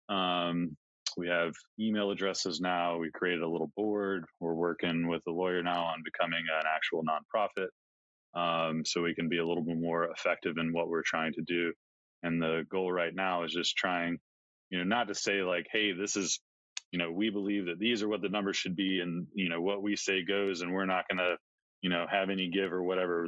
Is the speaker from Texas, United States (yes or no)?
no; Georgia coast, United States; moved away as an adult; also born or lived in Montana; I grew up in Georgia on the coast.